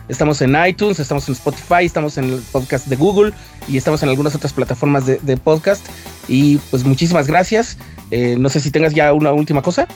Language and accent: Spanish; Mexico; Somos mexicanos y, o sea, no podemos simplemente decir, ah, es que somos indígenas